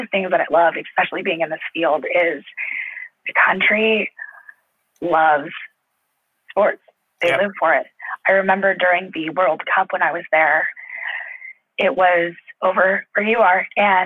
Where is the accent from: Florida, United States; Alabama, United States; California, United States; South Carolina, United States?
California, United States; Los Angeles; also born or lived in Indiana; I'm actually from Los Angeles